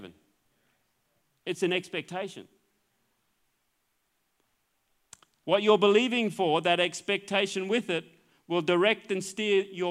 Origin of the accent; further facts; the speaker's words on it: Queensland, Australia; I'm a Queenslander.